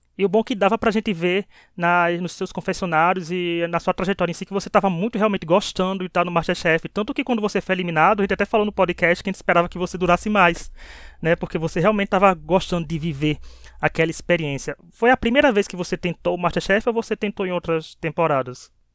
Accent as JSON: {"language": "Portuguese", "region": "Northeast Region", "country": "Brazil", "said": "Como eu, nordestino aqui desse podcast"}